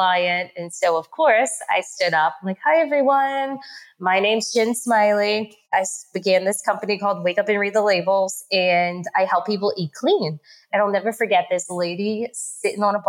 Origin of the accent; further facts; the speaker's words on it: New Orleans, Louisiana, United States; accent: New Orleans; my accent because it's from New Orleans